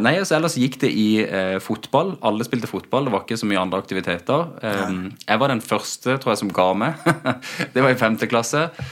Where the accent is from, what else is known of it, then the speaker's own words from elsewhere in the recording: Spangereid, Agder, Norway; moved away as an adult; also born or lived in United States; now in Kristiansand, Norway; Født og oppvokst ute på Spangereid.